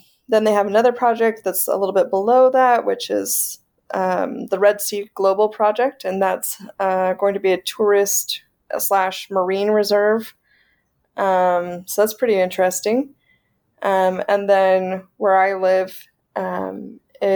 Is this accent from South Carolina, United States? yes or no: yes; South Carolina, United States; moved away as an adult; also born or lived in Minnesota; now in Saudi Arabia; I'm from South Carolina, which is on the East Coast